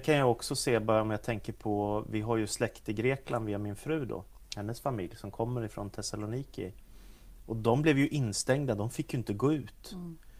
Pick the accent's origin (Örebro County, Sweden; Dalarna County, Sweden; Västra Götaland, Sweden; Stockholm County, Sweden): Stockholm County, Sweden; Stockholm; Jag växte upp i Stockholm